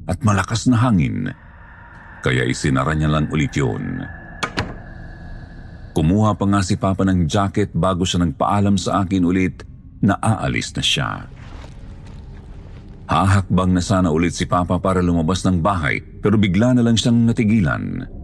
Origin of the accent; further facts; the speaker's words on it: Calabarzon, Philippines; tubong Cavite.